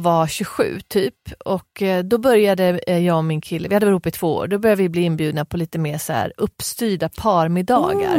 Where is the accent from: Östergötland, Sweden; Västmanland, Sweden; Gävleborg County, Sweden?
Västmanland, Sweden; Västerås; jag är från Västerås